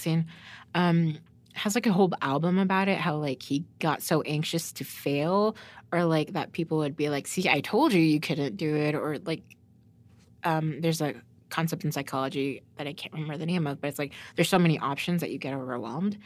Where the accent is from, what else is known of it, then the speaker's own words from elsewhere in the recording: Norman, Oklahoma, United States; I grew up in Norman, so it's like a white suburbia university